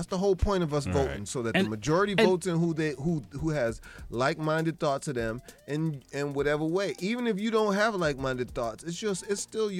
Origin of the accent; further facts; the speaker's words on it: United States; I feel like as an American, that's your right.